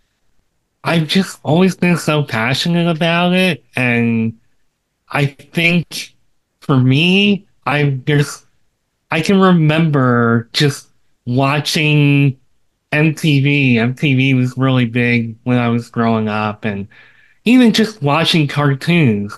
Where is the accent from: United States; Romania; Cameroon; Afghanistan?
United States; …'s hometown, Pennsylvania; moved away as an adult; now in Florida, United States; she's from my hometown